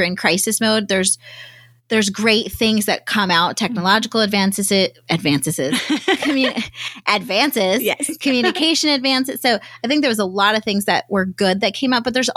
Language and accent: English; Florida, United States; moved away as an adult; now in Arizona, United States; I grew up in Florida